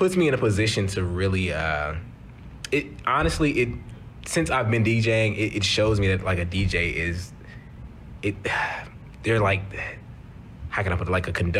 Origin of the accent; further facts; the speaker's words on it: East St. Louis, Illinois, United States; I grew up in East St. Louis.